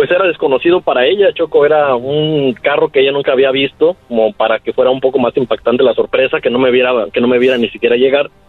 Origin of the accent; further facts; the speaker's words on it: Michoacán, Mexico; soy de Michoacán, orgullosamente.